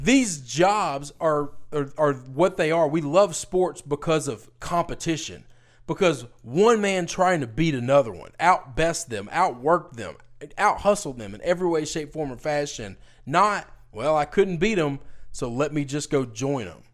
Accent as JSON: {"language": "English", "town": "Memphis", "region": "Tennessee", "country": "United States", "tie": "born or raised there", "said": "my hometown"}